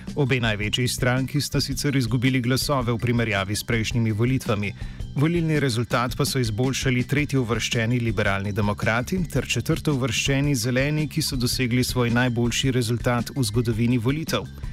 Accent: Slovenia

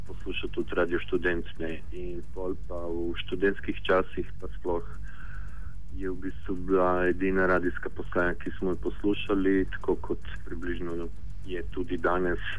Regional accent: Pula, Istria County, Croatia; moved away; also born or lived in Ljubljana; ko živel v Puli, ki prihajam iz Pula.

